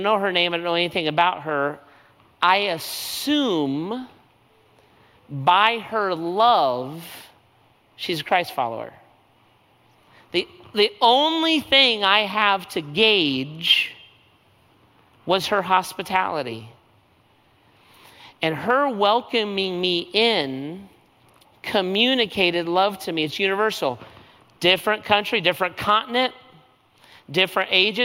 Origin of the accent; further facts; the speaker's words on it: United States; I'm an American. I flew down from the United States